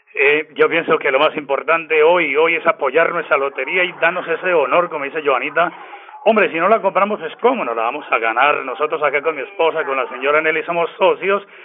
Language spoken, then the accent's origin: Spanish; Páramo, Santander, Colombia; Soy del municipio de Le Páramo de la Salud, a 20 minutos de San Gil, en la provincia de guanentina